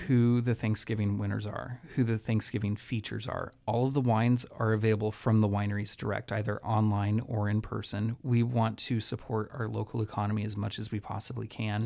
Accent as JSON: {"language": "English", "town": "Santa Rosa", "region": "California", "country": "United States", "tie": "born or raised there", "said": "having been born and raised in Sonoma County in Santa Rosa"}